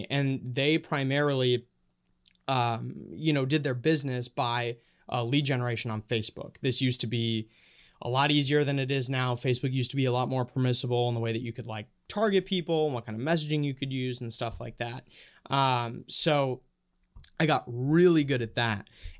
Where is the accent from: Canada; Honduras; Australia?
Honduras; also born or lived in Minnesota, United States; now in United States; I actually I grew up in Honduras. Well, kind of split between Minnesota and Honduras. My parents are missionaries down there.